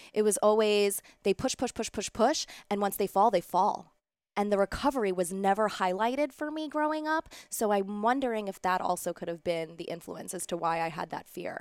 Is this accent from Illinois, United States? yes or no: no; New York City, New York, United States; I grew up a dancer here in New York City. I danced all my life. I was a competitive dancer growing up in Middle Village, Queens